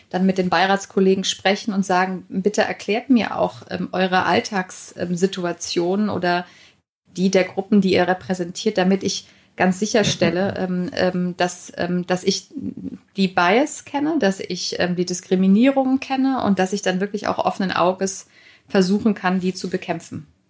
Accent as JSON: {"language": "German", "country": "Germany", "said": "bei uns in Deutschland"}